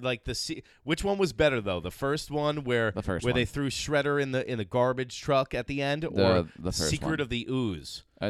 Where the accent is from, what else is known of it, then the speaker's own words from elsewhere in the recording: Babylon, Nassau County, New York, United States; we're from Babel in Nassau County in the Gold Coast of Nassau County.